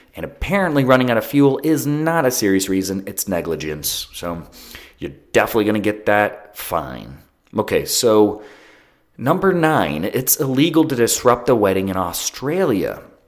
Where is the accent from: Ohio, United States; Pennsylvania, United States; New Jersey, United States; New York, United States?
Ohio, United States; I'm from Ohio and we have billboards everywhere.